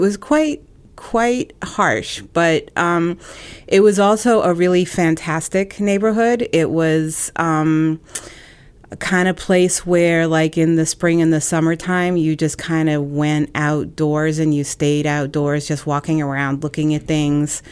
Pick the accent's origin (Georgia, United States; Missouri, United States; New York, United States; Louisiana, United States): New York, United States; moved away as an adult; now in Ohio, United States; I grew up on the Lower East Side, the East Village. Um, I grew up in public housing with my mother.